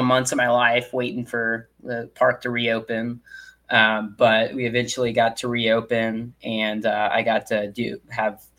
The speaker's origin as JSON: {"language": "English", "region": "Northern Kentucky", "country": "United States", "moved": "yes", "said": "I'm from the Northern Kentucky area"}